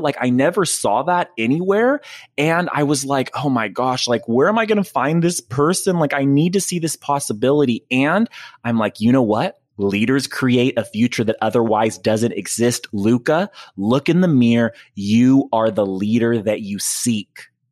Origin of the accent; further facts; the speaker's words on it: Fresno, California, United States; also born or lived in Madera, California; in, um, Northern California, in, in Fresno a, and Madera